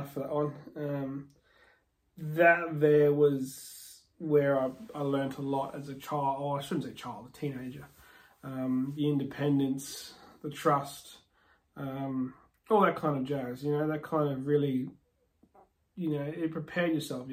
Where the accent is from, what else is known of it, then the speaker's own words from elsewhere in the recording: Muttaburra, Queensland, Australia; also born or lived in Barcaldine; Mum and dad were out in central Queensland in a town called Mutterborough